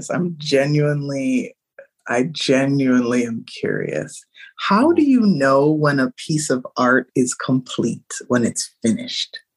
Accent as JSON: {"language": "English", "country": "Nigeria", "said": "I'm Nigerian"}